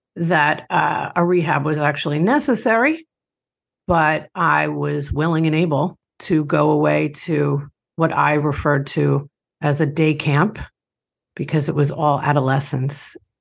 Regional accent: Long Island, New York, United States; grew up in Long Island, New York. I don't have too harsh of an accent because my parents are from Dublin, Ireland

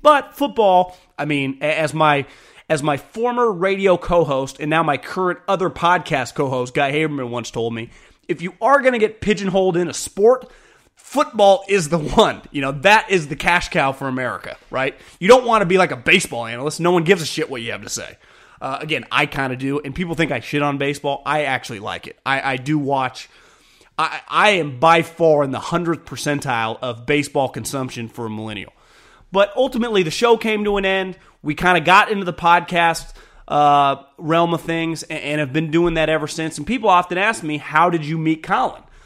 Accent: Davis, California, United States; also born or lived in Walnut Creek, California; born and raised in Davis

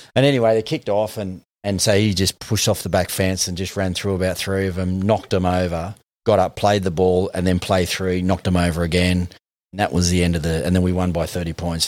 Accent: the Shire, New South Wales, Australia; I grew up in the Shire till I was twelve years old

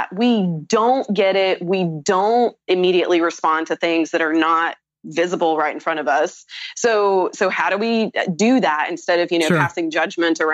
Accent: the South, United States; I'm also from the South

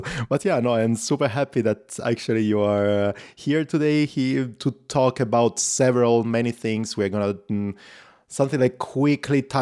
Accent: Italy; accent: Italian; English is a second language; So my accent is pretty clear, and I told you basically I'm Italian

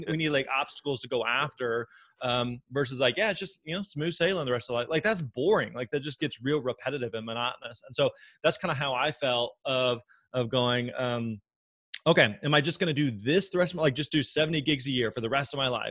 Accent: Springfield, Missouri, United States; moved away as an adult; now in Nashville, United States; I grew up in uh, in Southwest Missouri, in Springfield, Missouri, and so born and raised there

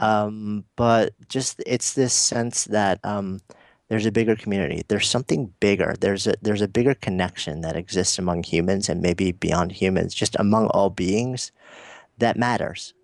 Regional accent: New York City, New York, United States; I'm a New Yorker

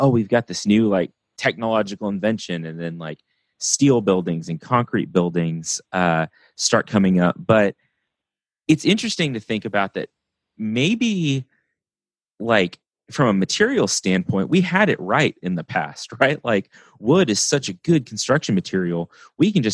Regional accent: West Texas, United States; growing up in West Texas, where it's again flat and dry

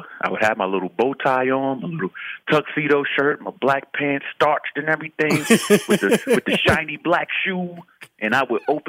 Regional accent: New York City, New York, United States; I grew up in Harlem through mm-hmm. the Koch era, the Jenkins

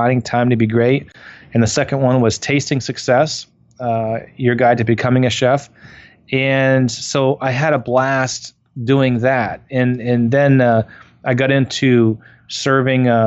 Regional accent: Waterford, Vermont, United States; moved away; I grew up in Waterford, Vermont, and my mom and dad owned a Country Inn.

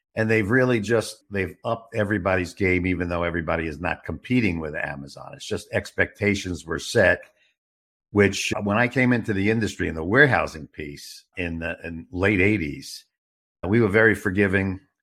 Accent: New York City, New York, United States; also born or lived in Westchester; now in Arizona, United States; I got my informal education on the streets of Brooklyn, New York

